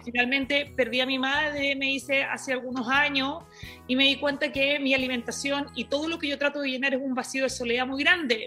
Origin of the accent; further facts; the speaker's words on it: Iquique, Tarapacá, Chile; moved away; Yo eh, vengo desde Chile, eh, me crié en Iquique, en un lugar eh, que era muy chiquito, una región de, de, Chile